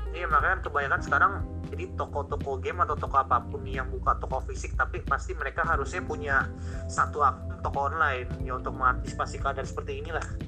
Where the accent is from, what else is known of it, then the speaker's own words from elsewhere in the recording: Indonesia; kita kan dari Indonesia